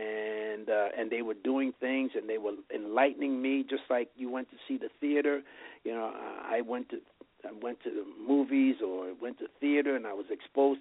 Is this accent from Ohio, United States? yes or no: no; New York City, New York, United States; now in Las Vegas, United States; I was one of 11 children, grew up in New York, and I was born in the Bronx and raised in Chelsea